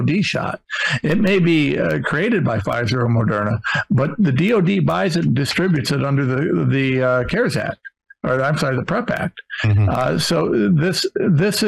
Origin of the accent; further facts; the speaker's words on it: Ohio, United States; I'm nobody from Ohio